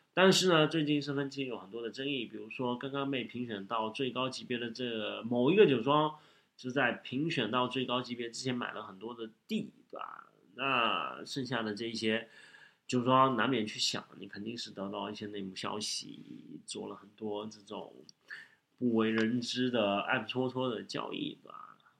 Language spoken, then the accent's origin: Chinese; Shanghai, China; 作为一个上海人